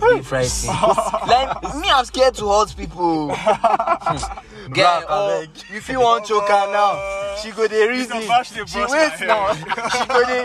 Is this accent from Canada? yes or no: no; Nigeria; I'm Nigerian. I'm not American